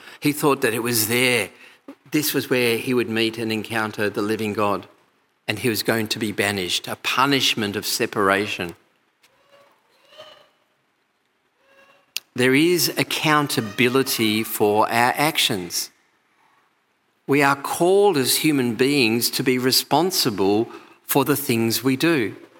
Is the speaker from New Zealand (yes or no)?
no; Australia; also born or lived in England; I came out to Australia from England when I was 8 years old, and I went back when I was 25.